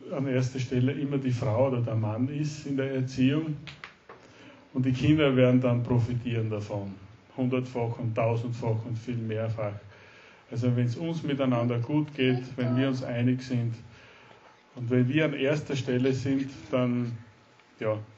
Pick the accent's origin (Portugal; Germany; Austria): Austria; Styria; now in Salzburg, Austria; wir sind gebürtige Steirer, leben in Salzburg, in Österreich und ich arbeite in Salzburg.